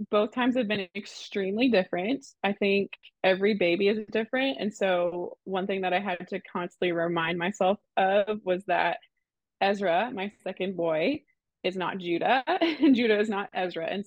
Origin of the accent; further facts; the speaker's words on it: Canada; accent: Canadian; moved away; Oh, and also I'm from Canada, so if I say any weird words